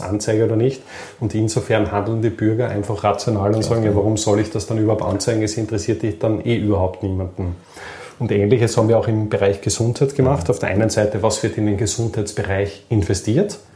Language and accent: German; Austria; sind wir Österreicher jetzt nicht wirklich so, dass wir die großen Gründer sind